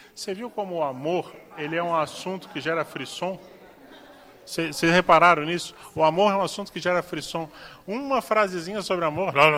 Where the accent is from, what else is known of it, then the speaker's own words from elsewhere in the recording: Florianópolis, Santa Catarina, Brazil; now in Foz do Iguaçu, Brazil; Florianópolis, que é minha terra